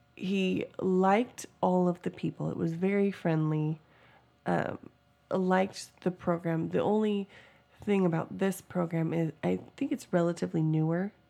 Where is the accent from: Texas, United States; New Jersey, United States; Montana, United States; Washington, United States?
Washington, United States; moved away as an adult; now in Georgia, United States; we're originally from Washington